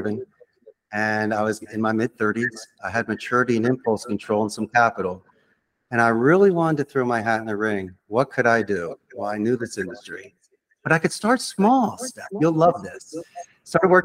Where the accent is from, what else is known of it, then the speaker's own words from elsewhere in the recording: Philadelphia, Pennsylvania, United States; moved away as an adult; where I grew up in Philadelphia